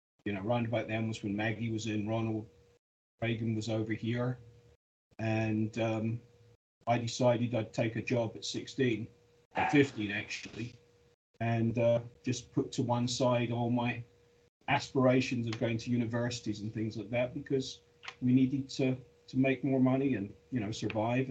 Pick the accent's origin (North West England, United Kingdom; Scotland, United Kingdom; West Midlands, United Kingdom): Scotland, United Kingdom; also born or lived in London; I'm Scottish